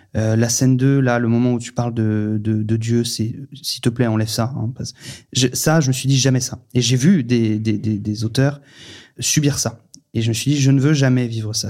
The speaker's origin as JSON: {"language": "French", "town": "Paris", "region": "Île-de-France", "country": "France", "tie": "born or raised there", "also_born_or_lived": "Vendée", "moved": "yes", "said": "moi, je suis né à Paris, j'ai grandi à Paris"}